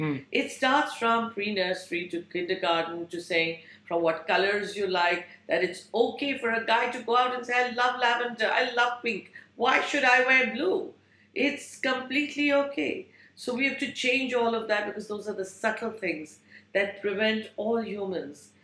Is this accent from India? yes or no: yes; India; moved away; I grew up in India